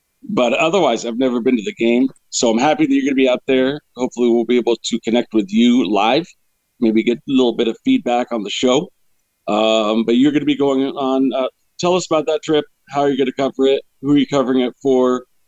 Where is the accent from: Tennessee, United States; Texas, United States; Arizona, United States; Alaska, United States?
Arizona, United States; moved away; it was in my hometown once when I was staying out in Arizona.